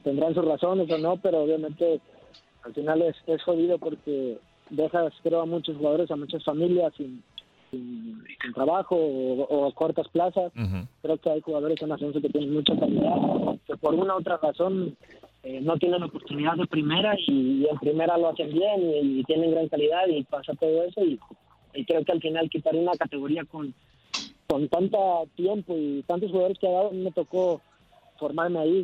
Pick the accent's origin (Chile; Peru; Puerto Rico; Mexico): Mexico; moved away as an adult; also born or lived in Netherlands / Spain; now in Wellington, New Zealand; recién salí de México para allá